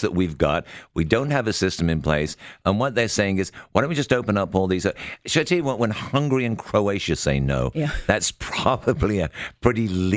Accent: United Kingdom; I'm obviously British

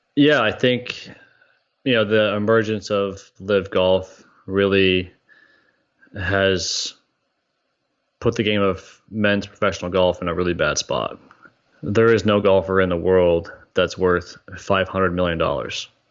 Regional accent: Canada; moved away as an adult; also born or lived in Ohio; I'm growing up in Canada as a teenager

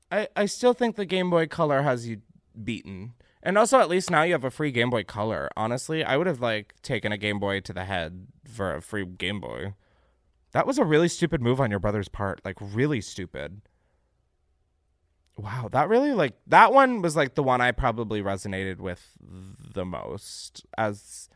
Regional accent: Naperville, Illinois, United States; my hometown of Naperville and surrounding suburbs of Chicago was hit by a tornado

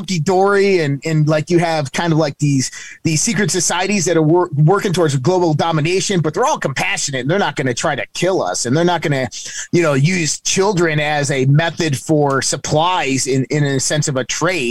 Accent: United States; I grew up in the United States of America

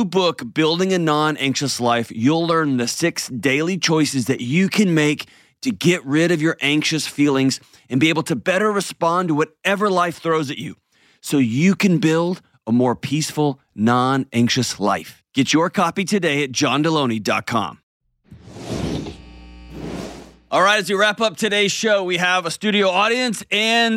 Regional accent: United States; as an American

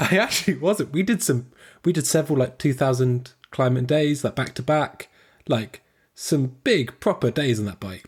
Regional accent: Squamish, British Columbia, Canada; I'm from, I'm Squamish

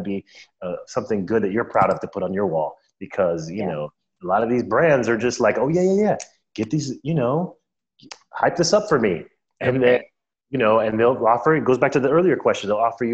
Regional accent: Orlando, Florida, United States; also born or lived in Miami; I grew up in Orlando

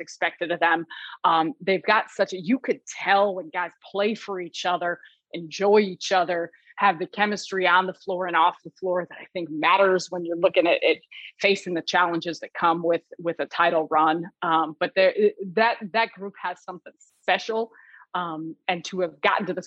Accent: Chicago, Illinois, United States; I grew up obviously in Chicago

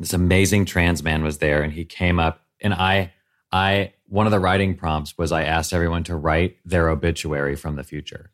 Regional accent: Nashville, Tennessee, United States; moved away; growing up in Nashville

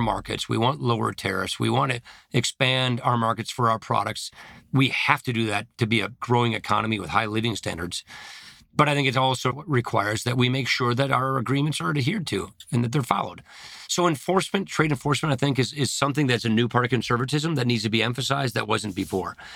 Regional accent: Janesville, Wisconsin, United States; I come from Janesville, Wisconsin.

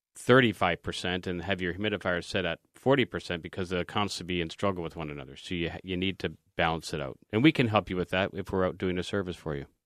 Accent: Canada; as a Canadian

